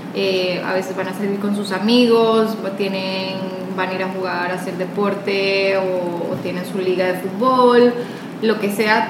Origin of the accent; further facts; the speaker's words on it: Costa Rica; now in Panama; nosotras no somos de Panamá, nosotras somos de Costa